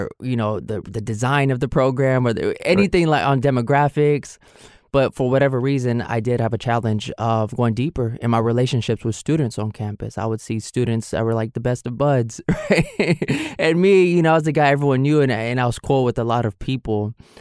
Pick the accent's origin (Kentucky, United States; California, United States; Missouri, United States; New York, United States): California, United States; San Francisco; I grew up here in San Francisco